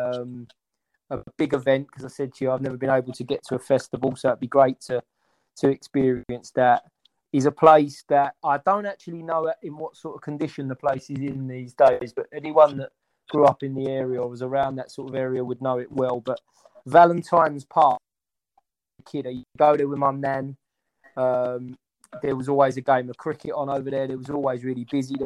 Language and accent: English; London, United Kingdom; I grew up in Walthamstow